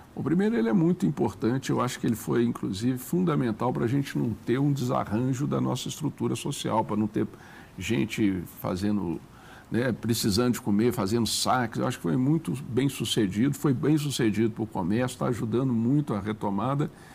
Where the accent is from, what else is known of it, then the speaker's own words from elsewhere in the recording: Belo Horizonte, Minas Gerais, Brazil; moved away; also born or lived in Brasília; Belo Horizonte, por exemplo, minha terra